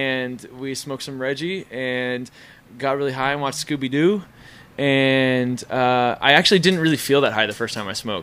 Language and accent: English; Tulsa, Oklahoma, United States; Tulsa, Oklahoma